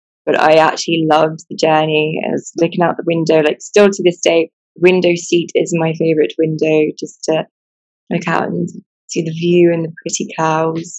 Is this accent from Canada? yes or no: no; Buckinghamshire, South East England, United Kingdom; moved away as an adult; now in Sierra Leone; I was born and raised in England, and I went to school in Buckinghamshire